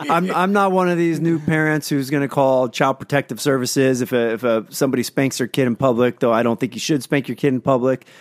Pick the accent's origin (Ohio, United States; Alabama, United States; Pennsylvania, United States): Pennsylvania, United States; out of Pennsylvania, my hometown